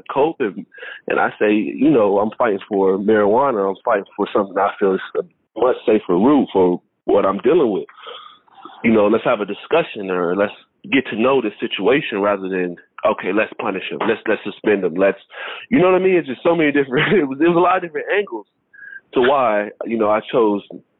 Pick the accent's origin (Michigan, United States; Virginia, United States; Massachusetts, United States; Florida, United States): Florida, United States; I come from Florida where it's a melting pot